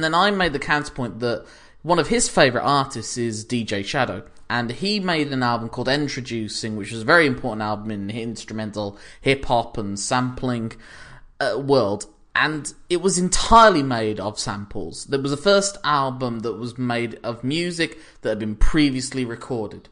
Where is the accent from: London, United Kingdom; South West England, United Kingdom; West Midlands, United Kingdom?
West Midlands, United Kingdom; Birmingham; I'm from Birmingham